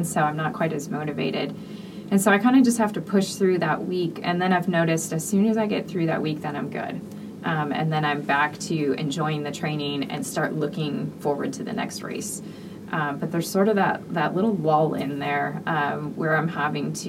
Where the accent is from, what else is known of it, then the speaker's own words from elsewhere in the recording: Michigan, United States; I'm from Michigan